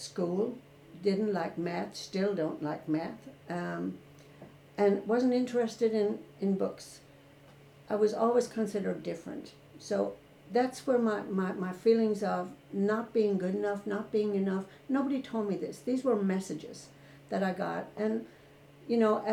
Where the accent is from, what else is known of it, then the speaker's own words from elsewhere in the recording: Ireland; moved away as an adult; I was born and raised in Ireland